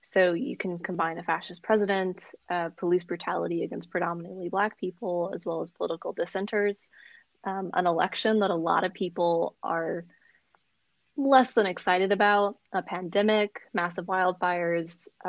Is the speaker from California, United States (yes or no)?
yes; Orange County, California, United States; also born or lived in Colorado / Virginia / Inland Empire; As you said, by way of Colorado and Virginia and California's Inland Empire, I'm also from Orange County, as it would be.